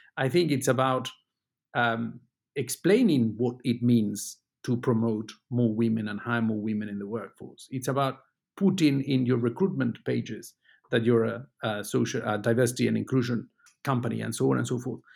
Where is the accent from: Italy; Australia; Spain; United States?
Spain; moved away as an adult; also born or lived in United Kingdom; now in Luxembourg; I was born in Spain, but I spent most of the last twenty years in, in the U K. I went to Britain to study